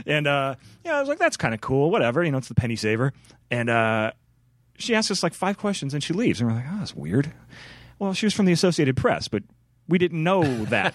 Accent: Chicago, Illinois, United States; moved away as an adult; now in Portland, United States; I grew up in Chicago

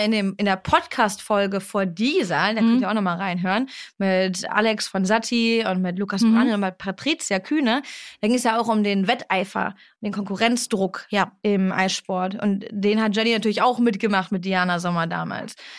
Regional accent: Duisburg, North Rhine-Westphalia, Germany; moved away; ich komme aus Duisburg mhm. und ich bin sehr froh, dass ich da aufgewachsen bin

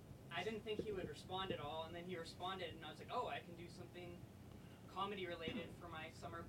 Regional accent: Davis, California, United States; I'm from Davis, California.

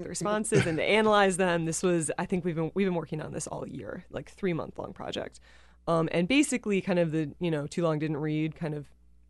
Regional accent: Wisconsin, United States; I'm from the Midwest, so I'm not like familiar.

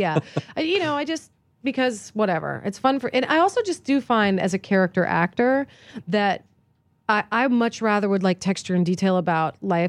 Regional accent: East Coast, United States; because I grew up on the East Coast, there's all that sort of patrician access.

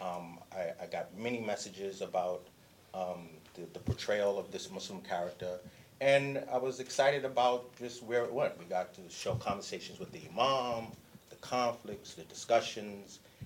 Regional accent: New York City, New York, United States; Born and raised in Harlem, oldest of five

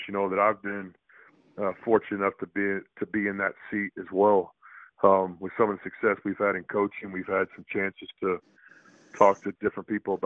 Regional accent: Texas, United States; I'm from the state of Texas. I grew up in Texas and played basketball in Texas.

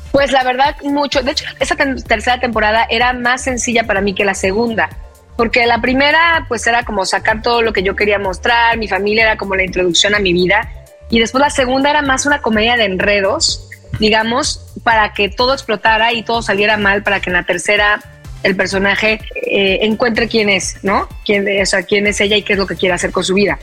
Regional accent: Veracruz, Mexico; yo soy de Veracruz

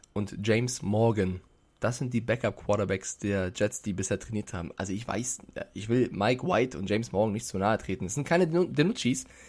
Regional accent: Germany; als Deutscher oder als als, Euro, als Europäer in der Schweiz

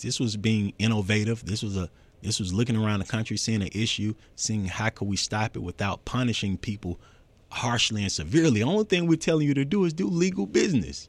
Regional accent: Atlanta, Georgia, United States; I'm from Atlanta, full out

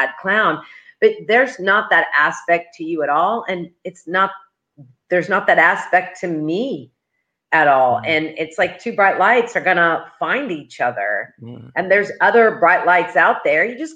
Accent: Oklahoma, United States; born and raised in Oklahoma

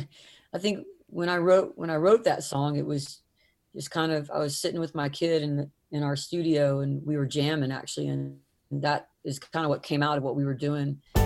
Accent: the South, United States; growing up in the South

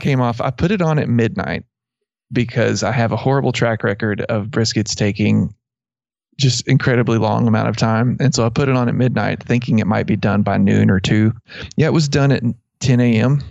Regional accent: Abilene, Texas, United States; I grew up in around Abilene

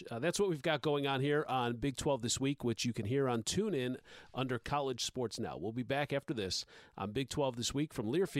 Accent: just outside of Chicago, Illinois, United States; I grew up just outside of Chicago. So I started out as a Big Ten guy.

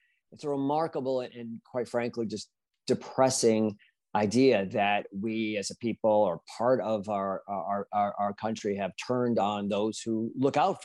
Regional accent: United States; there's a lot to be proud of as an American

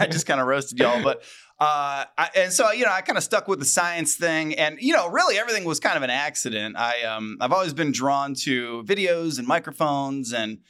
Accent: Cleveland, Ohio, United States; Where are you from? I'm from Cleveland, Ohio.

